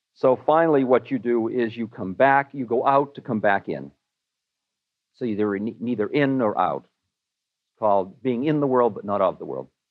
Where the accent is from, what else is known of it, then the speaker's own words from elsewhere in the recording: Newton, Massachusetts, United States; I am a boy from Newton